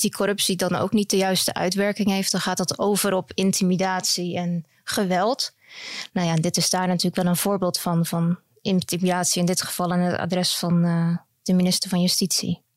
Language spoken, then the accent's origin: Dutch; Netherlands; moved away as an adult; now in Belgium; Ik kom zelf uit Nederland.